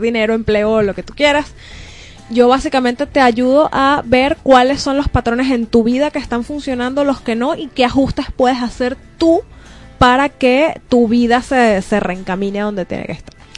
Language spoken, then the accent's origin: Spanish; Venezuela; somos de Venezuela, salimos al resto del mundo